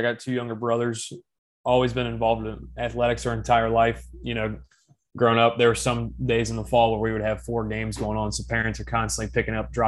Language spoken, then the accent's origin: English; Cincinnati, Northern Kentucky, United States; I'm from Northern Kentucky, Cincinnati